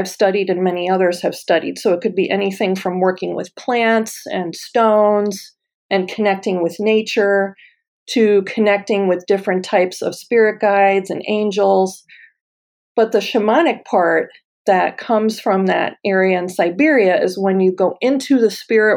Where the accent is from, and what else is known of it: United States